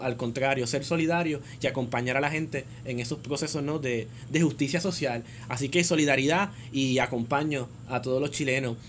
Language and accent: Spanish; Puerto Rico